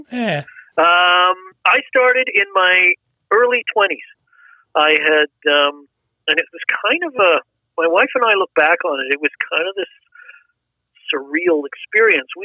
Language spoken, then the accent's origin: English; Canada; also born or lived in England; I was born in England, so we emigrated to Canada when I was seven.